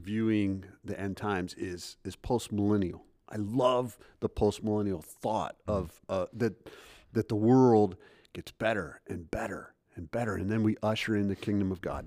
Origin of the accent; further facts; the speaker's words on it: United States; I'm an American